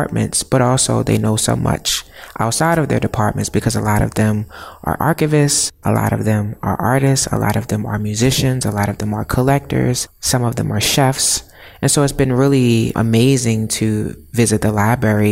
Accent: Baltimore, Maryland, United States; I am from Baltimore

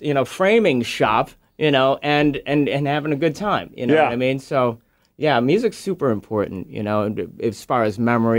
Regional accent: Chicago, Illinois, United States; I grew up in Chicago.

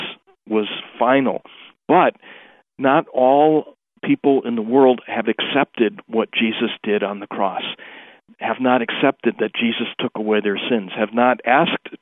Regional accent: Milwaukee, Wisconsin, United States; when I was growing up in Milwaukee in the 1950s and early 60s

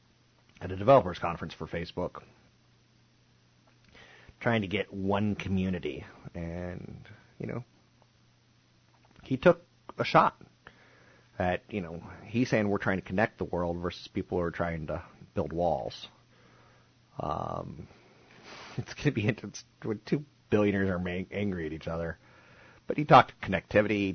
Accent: Washington, District of Columbia, United States; D.C.'s my hometown.

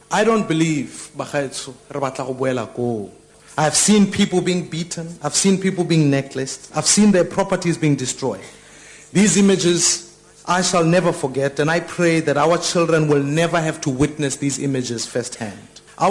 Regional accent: Soweto, Gauteng, South Africa; growing up in Soweto, we have seen the capability of humans to inflict violence on one another.

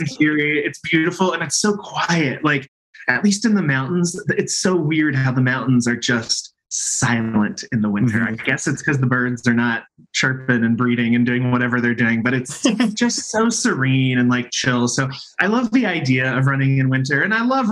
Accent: Missouri, United States; also born or lived in New York; now in Salt Lake City, United States; I grew up in Missouri on a pig farm

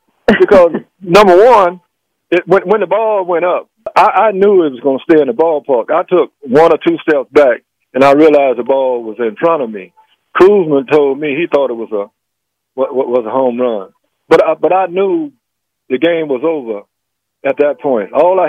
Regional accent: Mobile, Alabama, United States; Here I am, a country boy from Mobile, Africa town, and I'm catching the last out in a World Series.

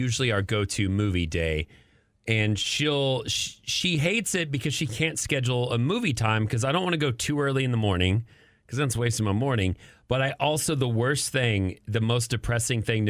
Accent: Amarillo, Texas, United States; moved away; where I grew up in the Panhandle in Amarillo

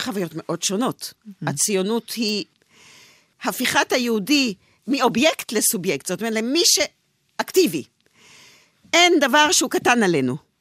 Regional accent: Israel; אני אה, דור שנולד אה, כבר בארץ, אני צברית, מה שנקרא

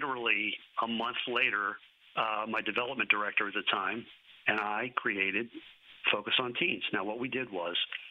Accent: Philadelphia, Pennsylvania, United States; moved away as an adult; now in Dallas, United States; I'm from Philadelphia

